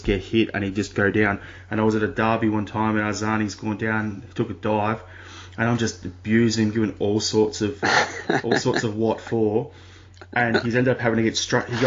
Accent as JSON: {"language": "English", "country": "Australia", "said": "as an Australian"}